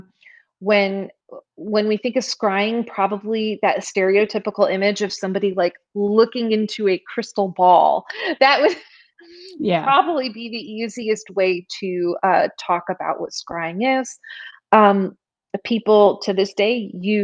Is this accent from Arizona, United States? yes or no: no; Glastonbury, Connecticut, United States; I grew up on the Connecticut River, in Glastonbury, Connecticut